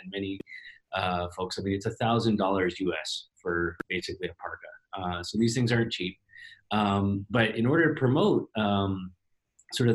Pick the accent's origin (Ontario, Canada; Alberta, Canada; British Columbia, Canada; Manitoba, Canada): Ontario, Canada; Toronto; my hometown here in Toronto